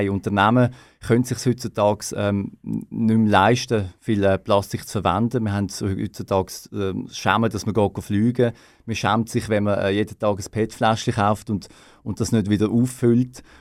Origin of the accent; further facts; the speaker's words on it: Switzerland; wir als Schweizer können uns da natürlich nicht loben. Wir haben einen der grössten CO2-Fußabdrücke.